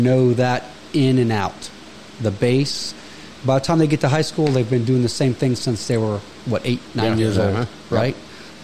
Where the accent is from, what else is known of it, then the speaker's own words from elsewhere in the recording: Gas City, Indiana, United States; growing up here